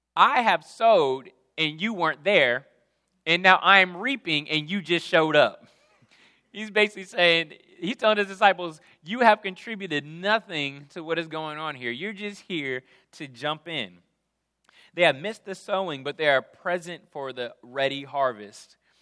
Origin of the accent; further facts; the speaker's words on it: Jackson, Mississippi, United States; moved away; I'm coming from Jackson, Mississippi